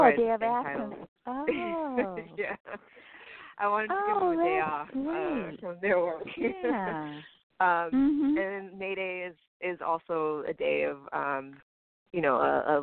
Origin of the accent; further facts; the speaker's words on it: Houston, Texas, United States; moved away as an adult; also born or lived in New Jersey / New York; I was born in Jersey, and I grew up mostly in Houston